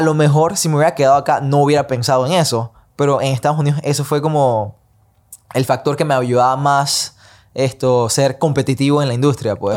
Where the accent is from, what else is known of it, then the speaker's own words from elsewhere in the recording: Panama; moved away as an adult; also born or lived in Los Angeles; nací y crecí en Panamá. Pasé 18, 19 años de mi vida acá antes de mover toda mi vida a Los Ángeles